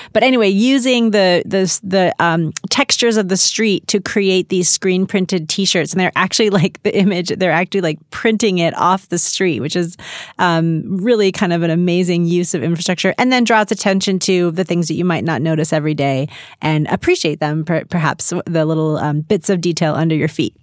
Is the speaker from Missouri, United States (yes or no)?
yes; St. Louis, Missouri, United States; now in Los Angeles, United States; I grew up in Saint Louis